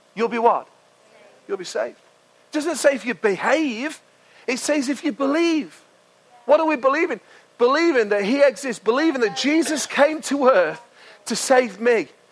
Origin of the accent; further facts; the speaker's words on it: United Kingdom; we're British